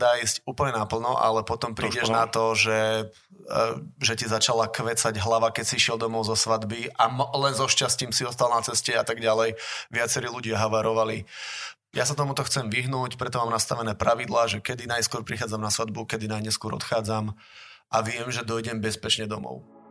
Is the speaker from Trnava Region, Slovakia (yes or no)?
no; Žiar nad Hronom, Banská Bystrica Region, Slovakia; also born or lived in Zvolen; ešte mám aj základnú umeleckú u nás v Žieri